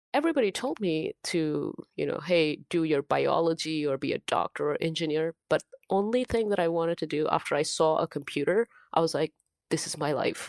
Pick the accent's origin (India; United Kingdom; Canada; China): India; English is a second language; moved away as an adult; now in United States; originally I'm from India. I grew up in India.